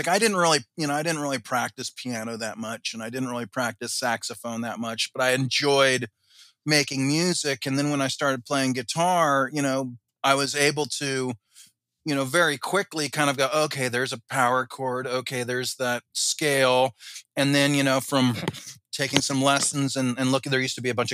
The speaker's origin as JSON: {"language": "English", "region": "Southern California", "country": "United States", "tie": "born or raised there", "also_born_or_lived": "Boston", "said": "I grew up in Southern California"}